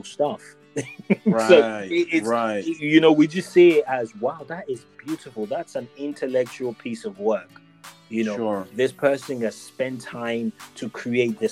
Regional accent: Lagos, Nigeria; growing up in Lagos, Nigeria

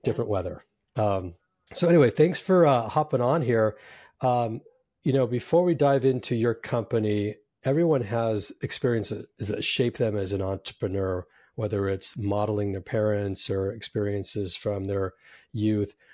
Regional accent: San Jose, California, United States; also born or lived in New York; now in Southern California, United States; I grew up in Silicon Valley in San Jose

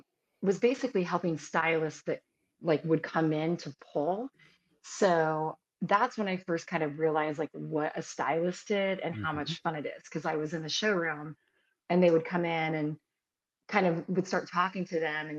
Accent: Las Vegas, Nevada, United States; moved away as an adult; also born or lived in Pittsburgh / Santa Barbara; now in Los Angeles, United States; growing up in Vegas

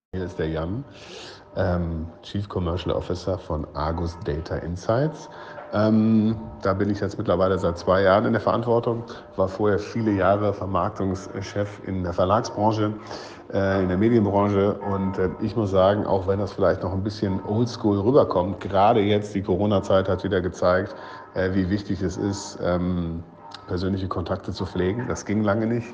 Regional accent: Cologne, North Rhine-Westphalia, Germany; now in Berlin, Germany; nach Köln in meiner Heimatstadt

